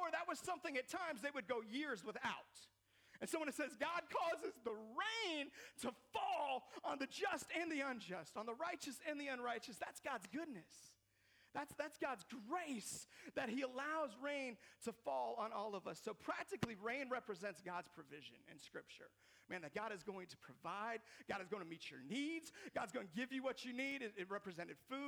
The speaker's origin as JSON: {"language": "English", "town": "Seattle", "region": "Washington", "country": "United States", "tie": "born or raised there", "said": "I grew up in Seattle, Washington, which is known for a lot of rain"}